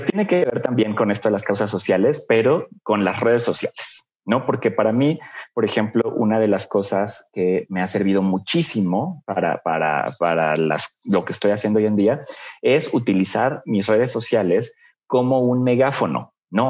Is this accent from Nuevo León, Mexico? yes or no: no; Puebla, Mexico; Yo soy de Puebla, bueno, vivía allá en Puebla en ese momento